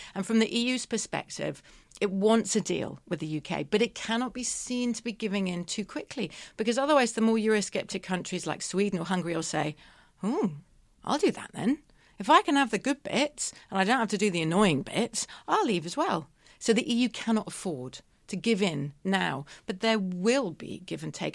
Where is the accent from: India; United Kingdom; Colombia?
United Kingdom; I'm British